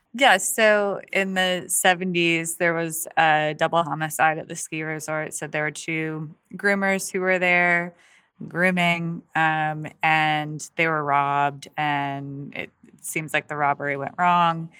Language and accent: English; Allegany, New York, United States; moved away; my hometown